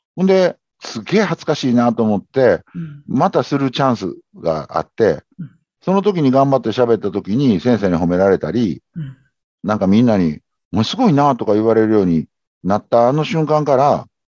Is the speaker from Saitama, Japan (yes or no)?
no; Kobe, Hyogo, Japan; 僕、神戸出身なんで、阪神大震災の時に神戸に実家があって